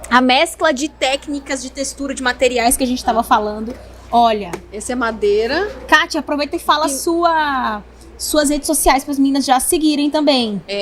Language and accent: Portuguese; Northeast Brazil, Brazil; also born or lived in Asunción, Paraguay; now in Foz do Iguaçu, Brazil